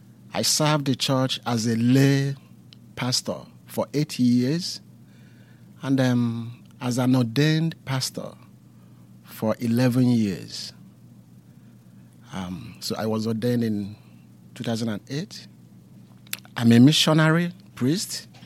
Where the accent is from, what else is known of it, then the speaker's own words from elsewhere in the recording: southern Nigeria, Nigeria; moved away; I am from Nigeria. I am of the Igbo tribe in the southern part of Nigeria. I'm a minister of God, a clergyman in the Anglican Communion.